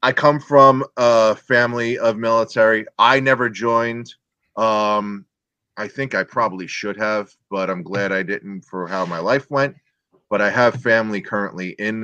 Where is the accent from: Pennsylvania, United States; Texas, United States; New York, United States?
New York, United States; New York City; I'm from the Bronx. I live in New York.